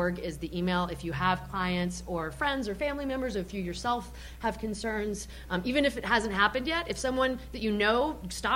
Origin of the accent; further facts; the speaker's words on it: Argentina; now in United States; I'm also from Argentina